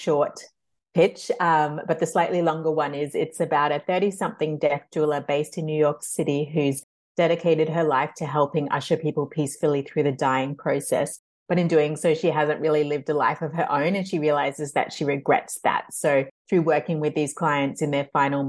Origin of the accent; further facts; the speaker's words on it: Australia; moved away; I grew up in Australia